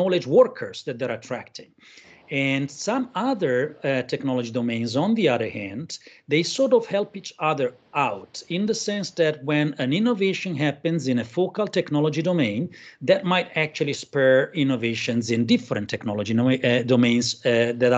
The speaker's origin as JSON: {"language": "English", "country": "Italy", "moved": "yes", "lives_now": "Berlin, Germany", "said": "I'm Italian, but I live in Berlin."}